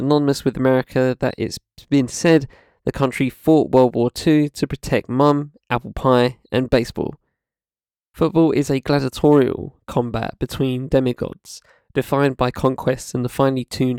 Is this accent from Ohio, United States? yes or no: yes; Ohio, United States; when my home state's Buckeyes triumphed in a nail-biter to win the national championship.